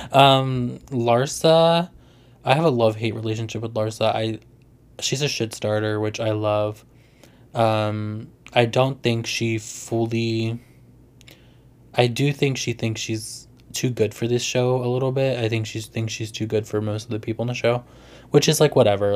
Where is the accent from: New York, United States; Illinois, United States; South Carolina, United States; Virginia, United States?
Virginia, United States; I'm from Virginia